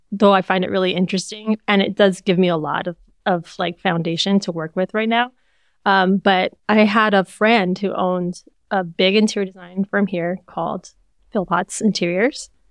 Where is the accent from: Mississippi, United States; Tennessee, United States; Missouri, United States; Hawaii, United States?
Hawaii, United States; also born or lived in California; we grew up in Hawaii